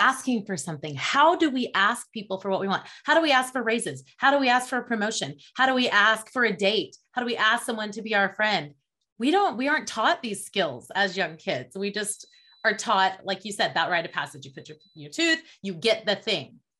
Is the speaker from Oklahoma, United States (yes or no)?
yes; Oklahoma, United States; I grew up in Oklahoma in the south central area of the United States